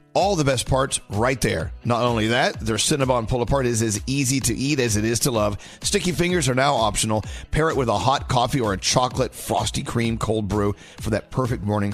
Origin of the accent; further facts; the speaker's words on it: McKinney, Texas, United States; now in New York City, United States; I'm from McKinney, Texas